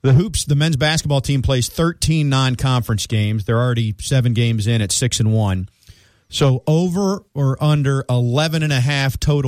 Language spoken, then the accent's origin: English; South Florida, United States; I grew up in South Florida.